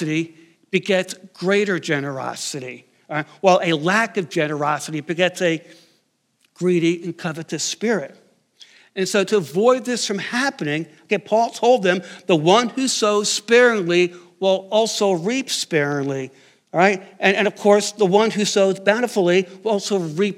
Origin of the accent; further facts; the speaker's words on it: outside New York City, United States; I grew up outside New York City